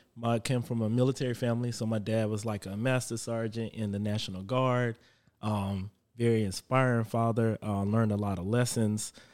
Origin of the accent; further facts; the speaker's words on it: Florence, South Carolina, United States; also born or lived in Charlotte, North Carolina; now in Indian Land, United States; I'm from Florence, South Carolina, but I currently just moved to Indian land after living in Charlotte.